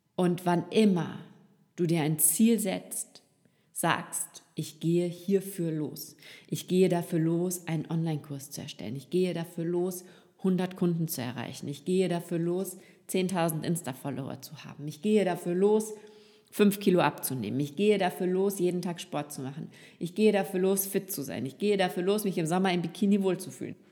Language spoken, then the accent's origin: German; Rhineland, Germany; now in Austria; Verheiratet mit einem Österreicher lebe ich als gebürtige Rheinländerin nun in einem Dorf in Österreich direkt an der Donau